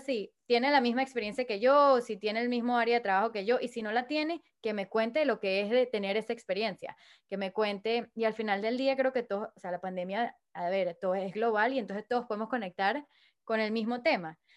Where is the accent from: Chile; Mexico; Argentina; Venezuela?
Venezuela; Caracas, Capital District; soy de Venezuela." Me dijo, "¿Qué parte de Venezuela?" Le dije, "Caracas."